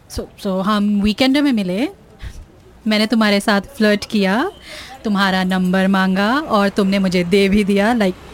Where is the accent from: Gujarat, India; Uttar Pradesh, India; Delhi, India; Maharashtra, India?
Maharashtra, India; Mumbai; you don't know Bombay से originally मेरे सारे बॉम्बे के फ्रेंड्स इसी की बात करते रहते हैं